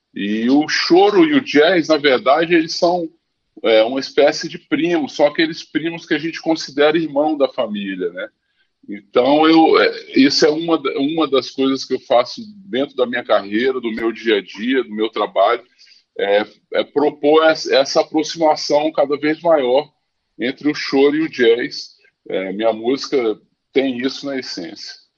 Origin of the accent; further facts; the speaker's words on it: Brasília, Federal District, Brazil; moved away as an adult; also born or lived in Paris; now in Rio de Janeiro, Brazil; eu nasci no Rio, mas com 11 meses fui para Brasília.